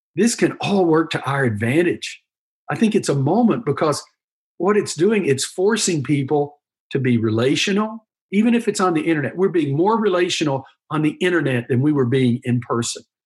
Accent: United States; being an American is great. We're very pragmatic people, we're process oriented. One, two, three, how we do things. That's what's made our country what it is.

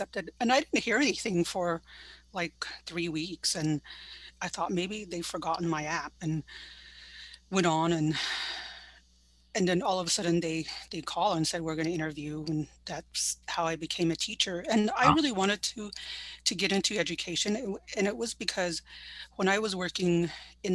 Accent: Northern Arizona, United States; also born or lived in Mesa, Arizona; I grew up in Northern Arizona on Diné territory.

